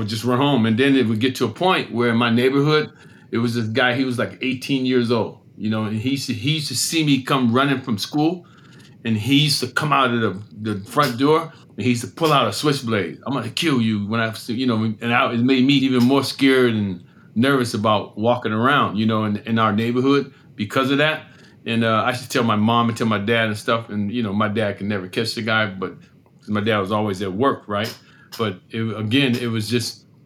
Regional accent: Erie, Pennsylvania, United States; I grew up in Erie, Pennsylvania

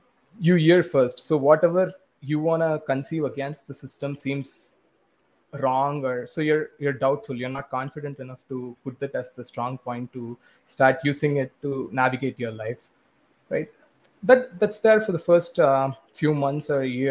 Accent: India; growing up in India

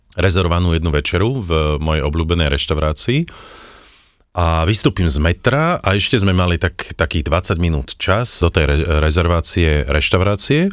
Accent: Slovakia; my sme zo Slovenska

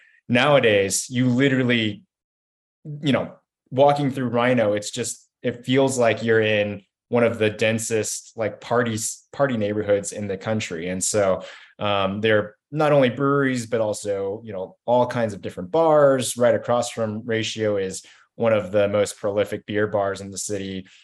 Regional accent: Kentucky, United States; now in Denver, United States; I moved out here from Kentucky in 2009, so I was fortunate enough to be part of that big boom that Jonathan mentioned around 2010.

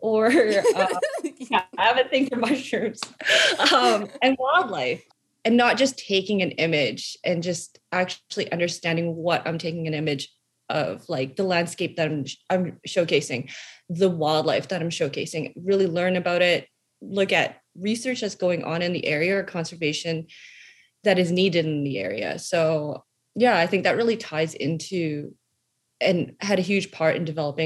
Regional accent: Calgary, Alberta, Canada; I was born in Calgary, Alberta

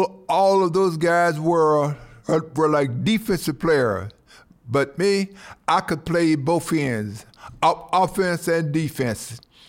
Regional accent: Bastrop, Louisiana, United States; I grew up in a small town in Louisiana called Bastrop, Louisiana. And I grew up in the cotton field, I picked cotton.

